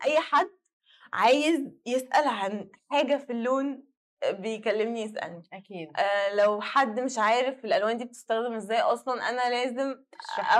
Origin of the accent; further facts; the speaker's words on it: Egypt; احنا عندنا في مصر